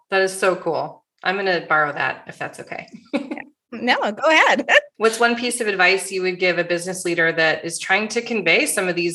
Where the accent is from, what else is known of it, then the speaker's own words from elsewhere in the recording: Michigan, United States; I grew up in Michigan.